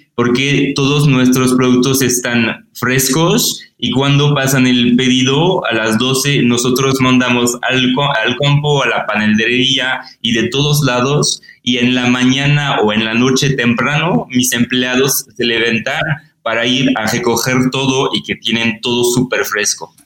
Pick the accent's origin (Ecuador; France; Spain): France; Spanish is a second language; moved away as an adult; also born or lived in Paris; now in Mexico City, Mexico; soy francés